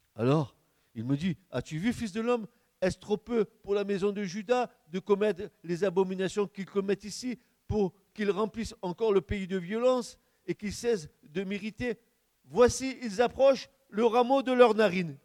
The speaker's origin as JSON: {"language": "French", "country": "France", "said": "notre pays, notre beau pays de France"}